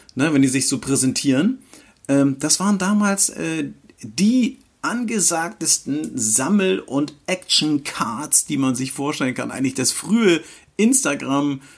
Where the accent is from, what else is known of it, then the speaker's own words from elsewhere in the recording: Northern Germany, Germany; hier bei uns im Norden